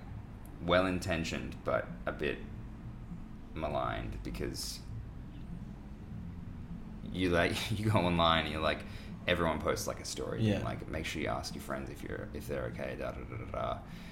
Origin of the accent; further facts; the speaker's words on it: Australia; as an Australian male